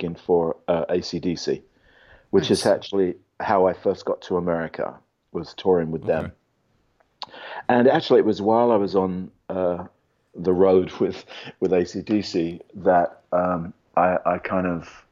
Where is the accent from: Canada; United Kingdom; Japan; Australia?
United Kingdom; England; moved away as an adult; now in Los Angeles, United States; I grew up in England, so ostensibly in a non-religious world.